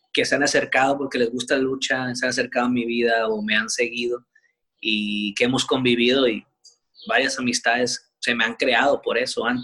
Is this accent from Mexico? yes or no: yes; Mexico; como si fuera Japón, Estados Unidos, pero pues todos somos mexicanos.